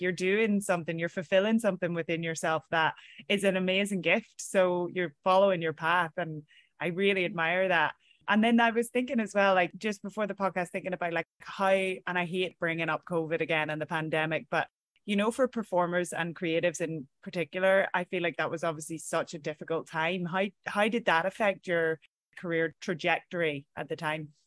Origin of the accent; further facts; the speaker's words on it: Ireland; moved away as an adult; now in New York, United States; as Irish people